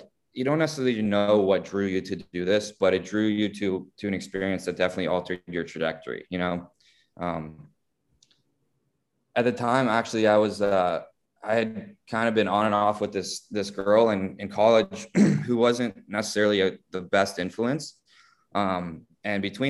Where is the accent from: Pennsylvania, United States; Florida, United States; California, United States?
Florida, United States; South; growing up in South Florida did, took Spanish for many years in school